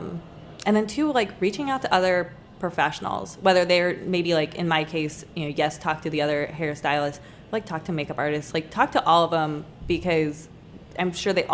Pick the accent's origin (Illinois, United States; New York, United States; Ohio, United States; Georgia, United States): Ohio, United States; Lima; moved away as an adult; now in Washington, D.C. area, United States; we're both from Lima, Ohio